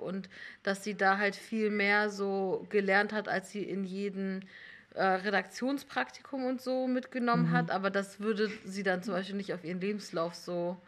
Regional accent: Hamburg commuter belt, Northern Germany, Germany; German is a second language; moved away as an adult; ich komme aus Norddeutschland ähm, und habe so Abi gemacht in so einer CDU-City mhm. im Hamburger Speckgürtel.

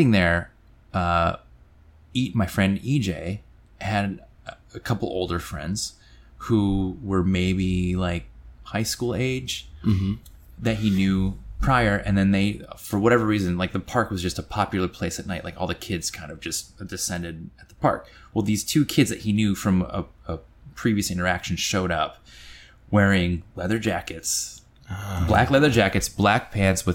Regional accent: Grand Rapids, Michigan, United States; So I grew up in Grand Rapids, Michigan, and I was in fifth grade at the time

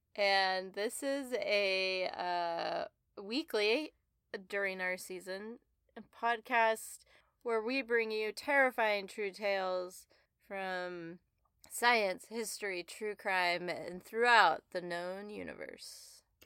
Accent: the West, United States; I grew up in the West where that word is a verb

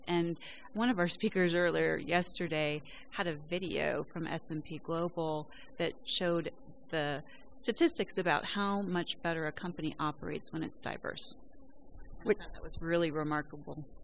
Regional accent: West Virginia, United States; I'm from West Virginia

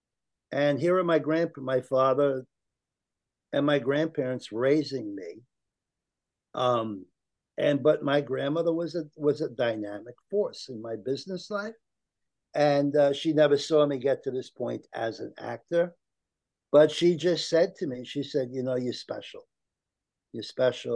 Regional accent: United States; I'm an American, very proud of my Italian heritage

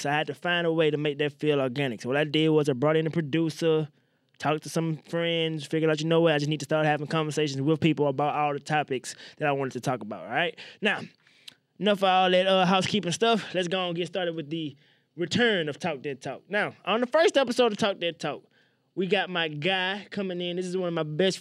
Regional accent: Mississippi, United States; I grew up in Mississippi.

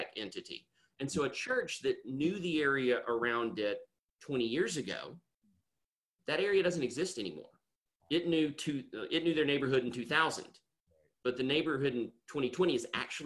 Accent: Nashville, Tennessee, United States; moved away; I'm from the Nashville area originally

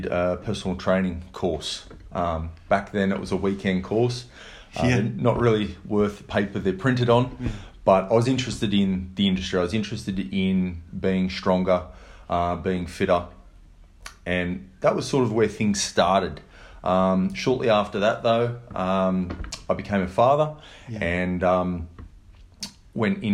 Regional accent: Blue Mountains, New South Wales, Australia; the area where I grew up in the Blue Mountains

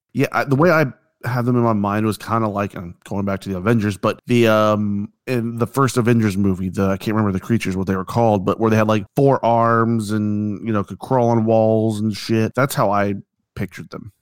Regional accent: United States; I'm American

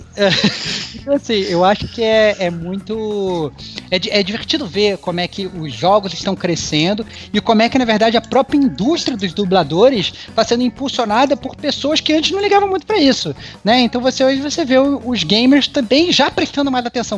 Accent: Rio de Janeiro, Brazil; accent: carioca; now in São Paulo, Brazil; Eu tô aqui em São Paulo e fica zoando meu sotaque carioca

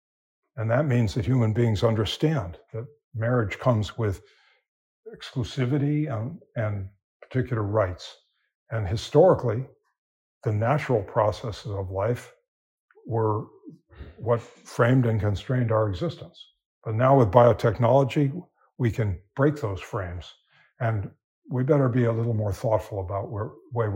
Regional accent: California, United States; I'm from California

